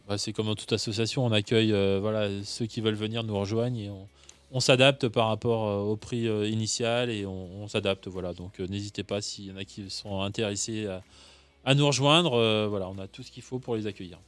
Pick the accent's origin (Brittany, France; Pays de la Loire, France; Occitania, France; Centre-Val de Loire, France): Brittany, France; moved away; je suis breton